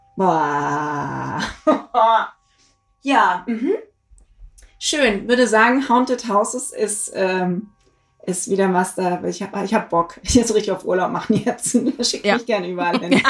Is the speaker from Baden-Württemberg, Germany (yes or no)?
yes; Black Forest, Baden-Württemberg, Germany; ich komme aus dem Schwarzwald